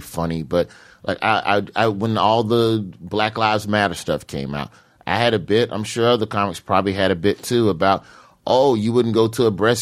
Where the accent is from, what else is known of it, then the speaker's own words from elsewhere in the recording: Birmingham, Alabama, United States; moved away; down south, I'm from Birmingham.